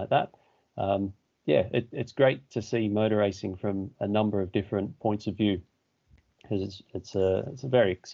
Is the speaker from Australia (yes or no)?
yes; Australia; moved away as an adult; now in England; I started in Australia. I'm from Australia.